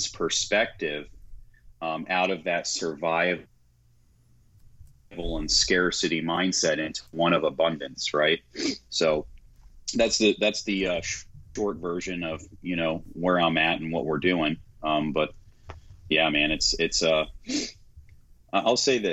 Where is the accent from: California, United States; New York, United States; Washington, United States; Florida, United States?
Florida, United States; Clearwater; also born or lived in Tampa, Florida; We stay over in Tampa, Florida. I was born and raised in Clearwater, you know, the hard streets of Clearwater, Florida